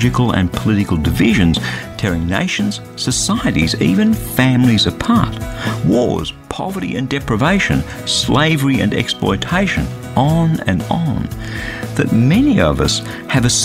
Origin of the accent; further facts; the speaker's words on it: Australia; as an Australian